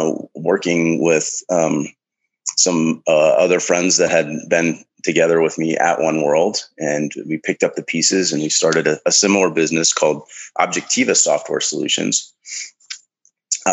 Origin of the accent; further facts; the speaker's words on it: the Midwest of the United States, United States; I was born in the Midwest of the United States, in amongst the farm fields